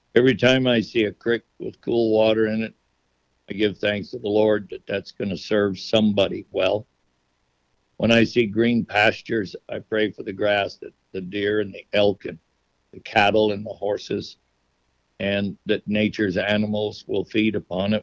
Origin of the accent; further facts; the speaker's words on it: Nevada, United States; my Native American heritage that I was raised with in Nevada